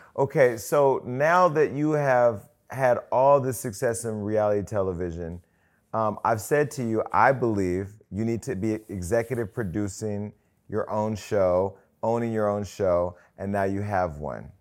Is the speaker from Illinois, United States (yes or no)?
no; Stockton, California, United States; my hometown of Stockton